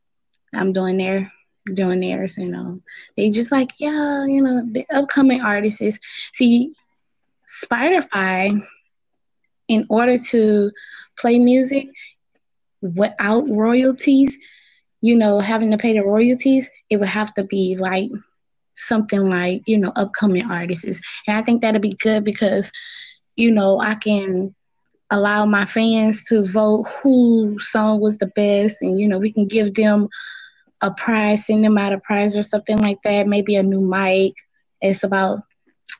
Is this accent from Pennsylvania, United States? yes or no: no; New Orleans, Louisiana, United States; I'm really right now in Louisiana, you know, because I'm from New Orleans